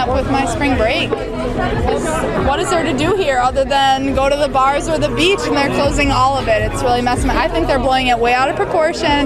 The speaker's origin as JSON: {"language": "English", "town": "New Orleans", "region": "Louisiana", "country": "United States", "said": "It sucks, and I'm from New Orleans, so this really sucks."}